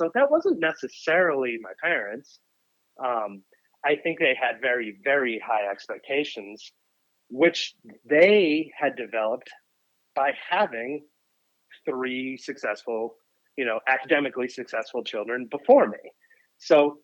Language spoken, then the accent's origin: English; Boston, Massachusetts, United States; I grew up in Boston, and I was the, youngest kid